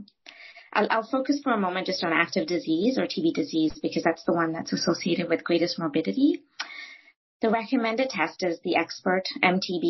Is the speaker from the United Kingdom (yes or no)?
no; India; moved away; I grew up in India